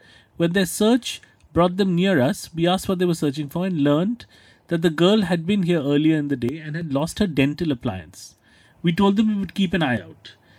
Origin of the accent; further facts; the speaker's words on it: India; we are on holiday as Indians